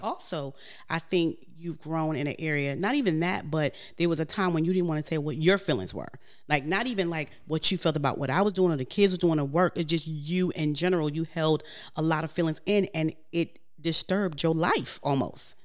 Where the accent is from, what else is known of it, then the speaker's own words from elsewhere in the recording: New York, United States; moved away; I'm from New York